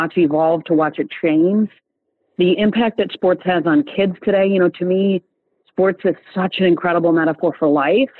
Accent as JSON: {"language": "English", "town": "East Lansing", "region": "Michigan", "country": "United States", "tie": "born or raised there", "moved": "as an adult", "lives_now": "Atlanta, United States", "said": "I grew up in East Lansing, Michigan, with twin brothers"}